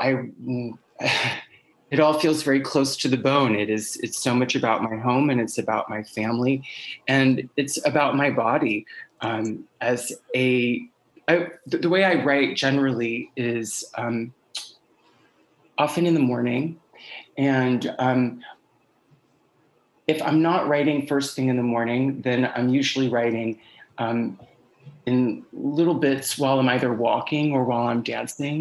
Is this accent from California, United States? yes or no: no; Blue Ridge Mountains in Virginia, United States; now in New York City, United States; I grew up in the Blue Ridge Mountains in Virginia, and for the past 20 years, I've lived in New York City